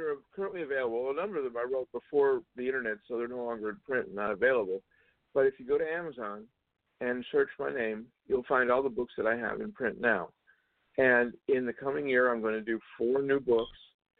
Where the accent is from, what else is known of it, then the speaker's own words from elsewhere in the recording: the South, United States; I grew up in the South during the civil rights era. I worked with lots of groups in helping to earn equal rights for everybody, I help, for instance, desegregate the Methodist Church in Georgia.